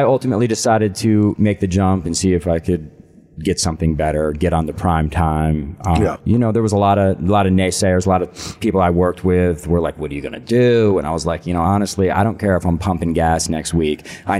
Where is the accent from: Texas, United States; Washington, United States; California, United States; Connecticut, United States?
Connecticut, United States; moved away; also born or lived in New York; I grew up in Connecticut.